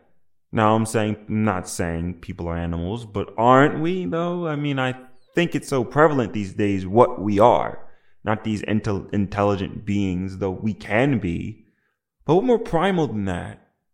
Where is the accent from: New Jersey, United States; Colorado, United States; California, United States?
New Jersey, United States; I'm black, not from the South. I'm from New Jersey. And no, not the New Jersey you're thinking of. Yes, the one in America, but not the one upstate near New York.